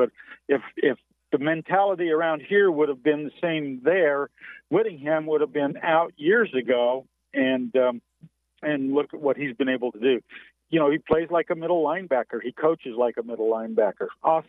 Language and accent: English; Utah, United States; Hey, I'm a transplant from Utah. My wife is from Arkansas.